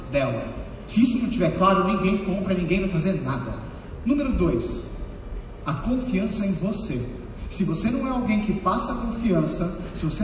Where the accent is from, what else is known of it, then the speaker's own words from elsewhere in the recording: São Paulo, Brazil; born there; nasci em São Paulo e desde então, eu venho desde 2012 trabalhando dentro desse mercado